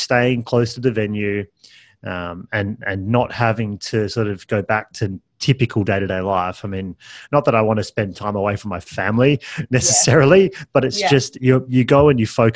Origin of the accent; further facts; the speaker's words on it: Perth, Western Australia, Australia; I'm from Perth